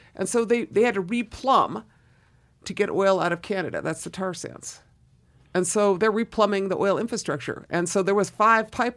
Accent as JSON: {"language": "English", "region": "Southern Oregon", "country": "United States", "tie": "born or raised there", "also_born_or_lived": "East Los Angeles, California / Boston, Massachusetts", "moved": "as an adult", "said": "I left Southern Oregon, small town of Southern Oregon, and, and moved to, uh, Boston or Cambridge to go to school."}